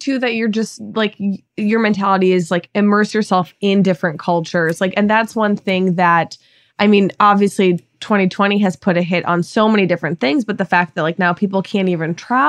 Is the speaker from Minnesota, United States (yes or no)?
yes; Minnesota, United States; because I grew up in Minnesota